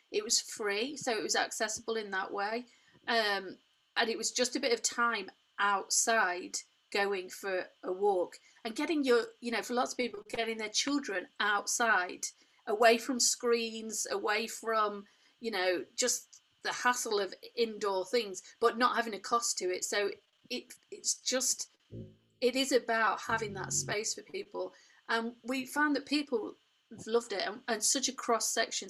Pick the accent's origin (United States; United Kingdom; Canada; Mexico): United Kingdom; Derbyshire, East Midlands; I was born in Derbyshire, grew up in Derbyshire